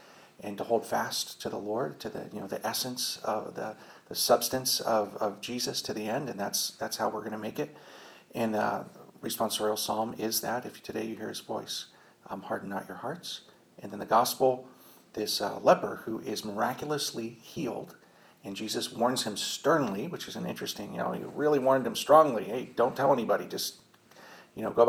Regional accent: Indiana, United States; I'm from Indiana

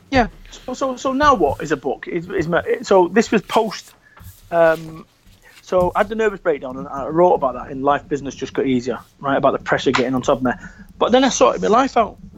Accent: Salford, North West England, United Kingdom; moved away; also born or lived in Somerset; I'm from Salford, Manchester. I lived in a shop above a masonette.

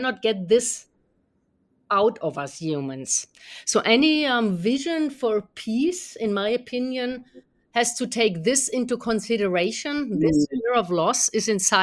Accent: Germany; being from Germany and having grown up in a generation that was

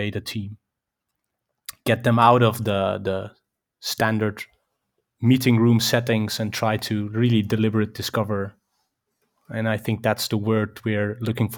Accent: Netherlands; I come from the Netherlands, close to Amsterdam I live.

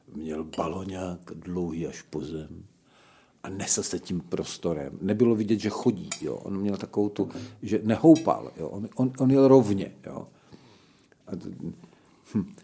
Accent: Slovakia; also born or lived in Olomouc, Czech Republic; now in Czech Republic; jako Slovák

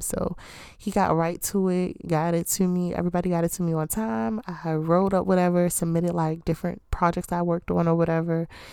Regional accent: Baltimore, Maryland, United States; I'm from Baltimore

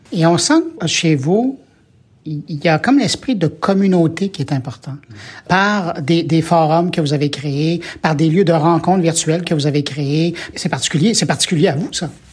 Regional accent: Quebec, Canada; chez nous au Québec

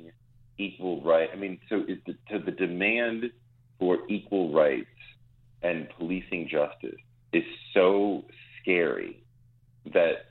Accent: New York, United States; as a New Yorker

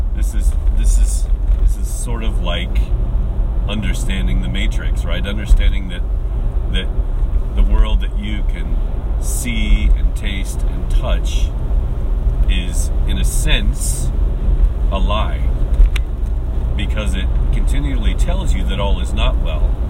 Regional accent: United States; now in Japan; my home country of, of the U.S.

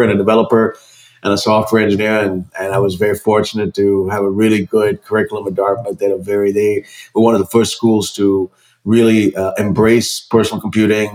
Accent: India; now in United States; growing up in India, I'm an immigrant who came to this country

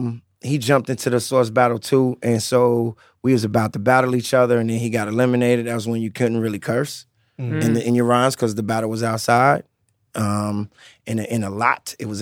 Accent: Chicago, Illinois, United States; All right, I'm from Chicago, boy.

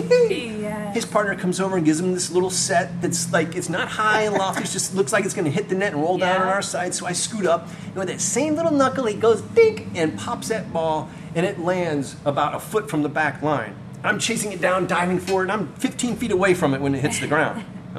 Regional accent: Florida, United States; I came from Florida playing two-man beach volleyball, and I was one of the good guys there

